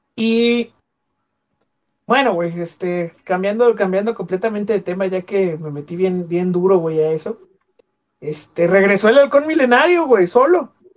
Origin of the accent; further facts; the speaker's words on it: Guadalajara, Jalisco, Mexico; soy tapatío de segunda generación